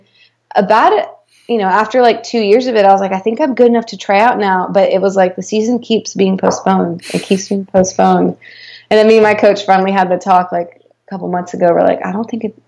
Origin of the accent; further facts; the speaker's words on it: United States; I'm American